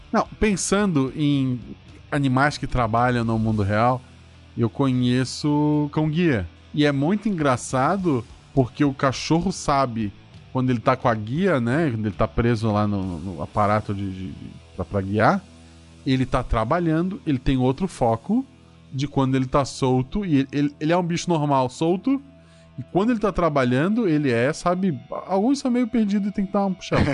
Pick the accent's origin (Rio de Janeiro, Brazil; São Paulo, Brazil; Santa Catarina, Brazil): Santa Catarina, Brazil; Florianópolis; eu, eu nasci em Florianópolis, que é região de praia